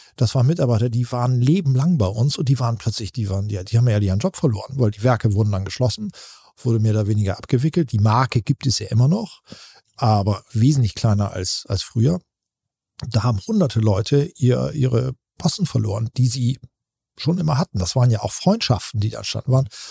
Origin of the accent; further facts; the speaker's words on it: Buxtehude, Lower Saxony, Germany; in Buxtehude angesiedelt und sind wirklich auf dem Betriebsgelände hatten wir ein Haus und da haben wir gewohnt und da bin ich äh, groß geworden.